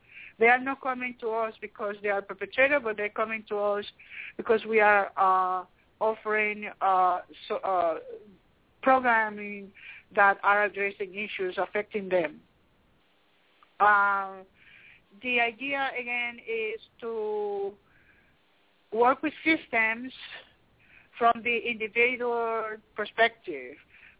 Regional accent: Liberia; We are, and I say we because for some reason I feel like, you know, I am from Liberia.

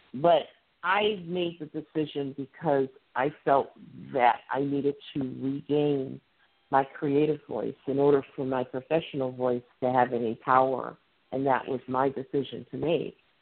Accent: Midwest, United States; accent: Midwestern; my accent. I'm very Midwestern

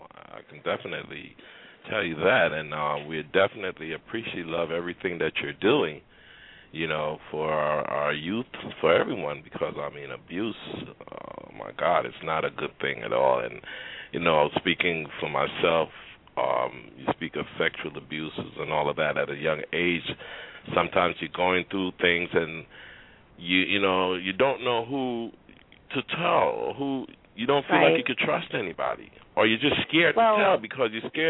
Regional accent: Trinidad & Tobago; I mean, I'm from Trinidad.

